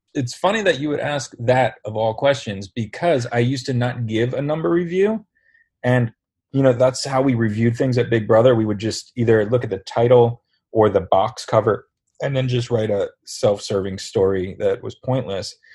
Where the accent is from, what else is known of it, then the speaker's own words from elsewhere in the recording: Sayreville, New Jersey, United States; my hometown